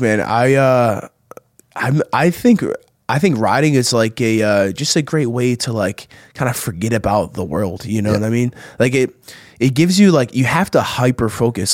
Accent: New Jersey, United States; we have this spot like like 15 minutes from where I grew up in South Jersey

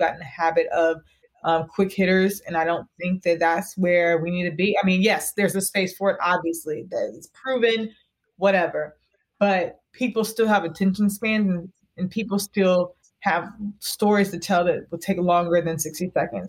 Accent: the South, United States; And I'm from the South, so I can say it.

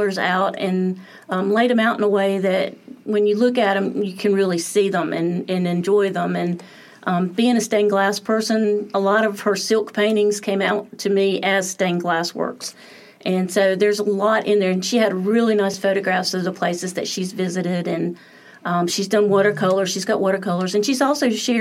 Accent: Atlanta, Georgia, United States; moved away; I grew up in Atlanta

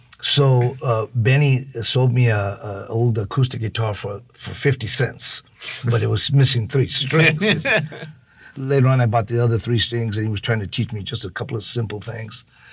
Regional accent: Los Angeles, California, United States; also born or lived in Laredo, Texas; We're from Los Angeles

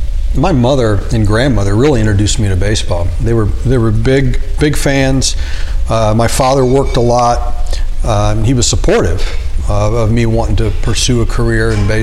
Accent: Wichita, Kansas, United States; born there; I was born in Wichita and moved all over, but my parents were all grew up in western Kansas

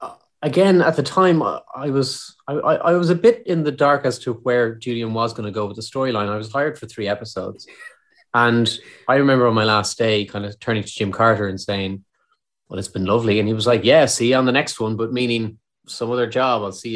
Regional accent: Ireland; accent: Irish; being an Irish actor in the UK

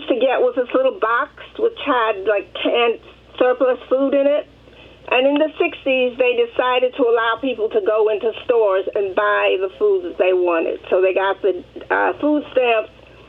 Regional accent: New York City, New York, United States; I grew up in Harlem, which is a mixed income area. We have people on welfare living there, and we had lawyers living there

